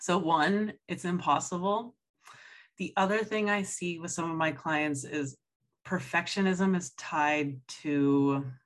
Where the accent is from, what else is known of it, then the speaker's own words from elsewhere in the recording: Toronto, Ontario, Canada; I grew up in Toronto, so French is the second official language, and we had to take it in school